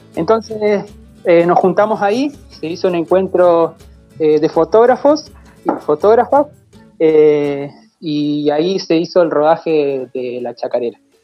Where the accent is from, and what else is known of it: a village of the Línea Sur, Río Negro, Argentina; now in Fiske Menuco, Argentina